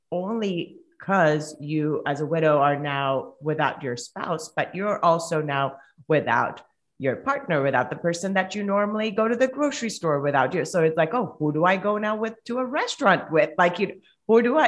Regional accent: Colombia; first language Spanish; English is a second language; moved away as an adult; now in United States; I'm originally from Colombia. So if you guys hear an accent, I do live in the States, but if you hear an accent, it's because I'm from Colombia. So Spanish is my first language

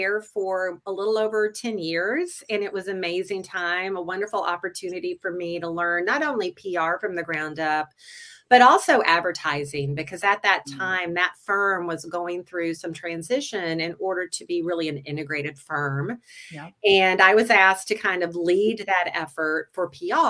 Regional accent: North Carolina, United States; moved away as an adult; now in Twin Cities, United States; I'm from the South. I grew up in North Carolina

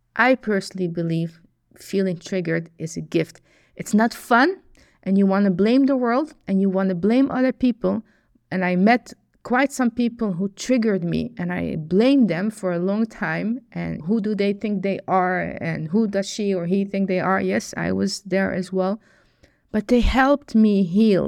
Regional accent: Netherlands; I was born in the Netherlands

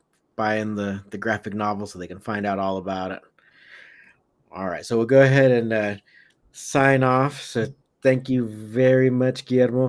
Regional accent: Southern California, United States; where I grew up in Southern California

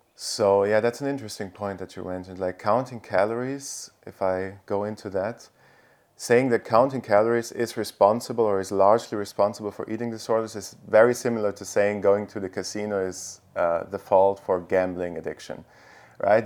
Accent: Italy; now in Austria; I'm originally from Italy, but now currently live in Austria

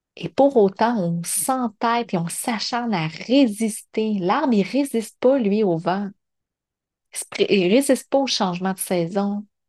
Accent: Montreal region, Quebec, Canada; l'intention était de revenir dans la région de Montréal

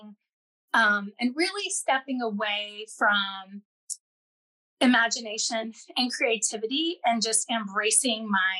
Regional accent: Southern Indiana, United States; I was raised in Southern Indiana, United States, and very much a rural, very small farm community

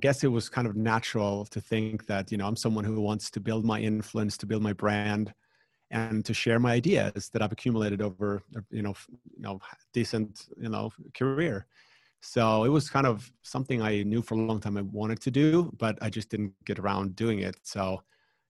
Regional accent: Finland; here in the Nordics, where I'm from Finland

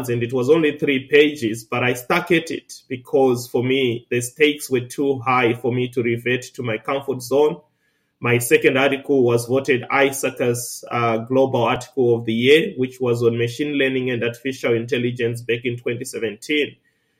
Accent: Zimbabwe; moved away as an adult; now in Australia; Originally, I was born and raised in Zimbabwe

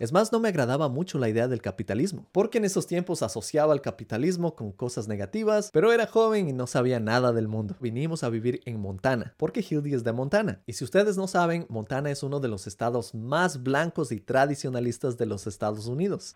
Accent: Ecuador; moved away as an adult; now in United States; Yo como latinoamericano creciendo en el Ecuador

